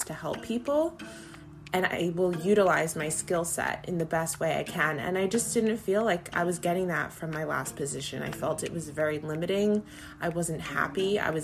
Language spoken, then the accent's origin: English; New York, United States; I'm from New York